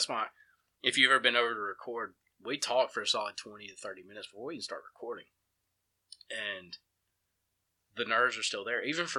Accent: Empire, Alabama, United States; Shane grew up in Sipsey. I grew up in Empire. So we have, I mean, I have 12, 13 years of stories to tell you from my time in Empire.

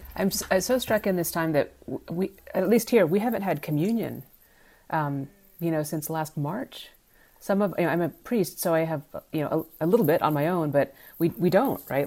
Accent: United States; the privilege of being an American

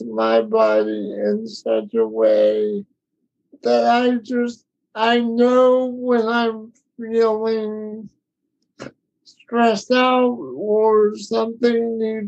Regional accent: Florida, United States; now in North Carolina, United States; I was born and raised in Florida

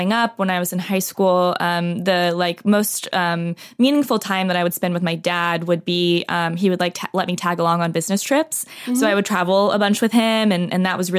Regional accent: Dallas, Texas, United States; moved away; I'm originally from the Dallas, Texas area, so grew up in the suburbs

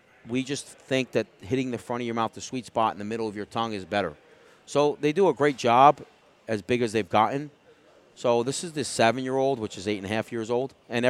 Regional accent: New York, United States; New York, my home state

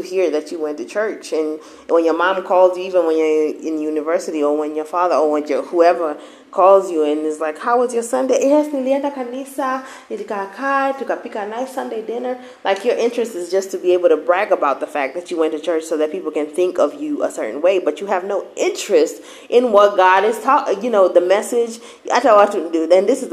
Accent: Kenya; now in United States; we went to church in Kenya a bit.

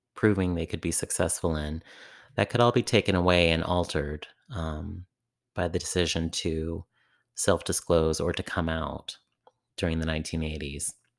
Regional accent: San Francisco Bay Area, California, United States; in my own community growing up in the San Francisco Bay Area

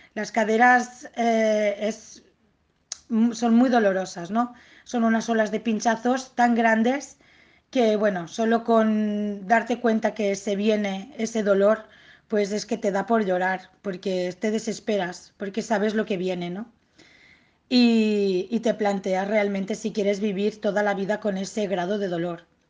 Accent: Tortosa, Catalonia, Spain; born or raised there; moved away as an adult; now in Barcelona, Spain

